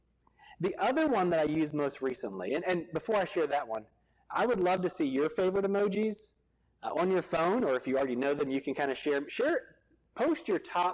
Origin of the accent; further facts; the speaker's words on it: Virginia Beach, Virginia, United States; moved away; I grew up in Virginia Beach right next door, and I went to college in Norfolk at Old Dominion.